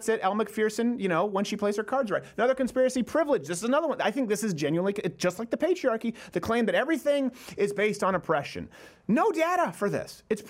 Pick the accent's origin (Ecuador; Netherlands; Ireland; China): Ireland; Look, I'm like, I'm Irish.